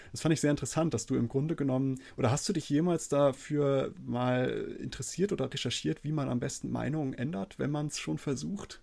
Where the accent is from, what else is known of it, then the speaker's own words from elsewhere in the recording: Germany; bei uns in Deutschland, zumindest bei mir in der Schule